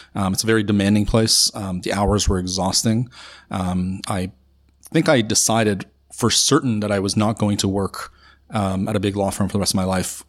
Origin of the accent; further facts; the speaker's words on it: Toronto, Ontario, Canada; also born or lived in Iran; I grew up in North York, um, in, uh, around Bayview and, and Steeles area